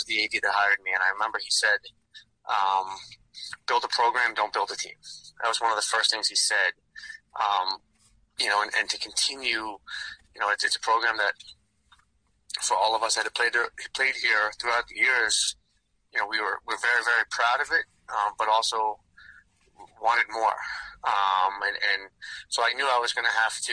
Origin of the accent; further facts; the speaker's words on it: New York, United States; now in Boston, United States; I grew up in New York, but having gone here, at this point now, lived more of my life in Boston than New York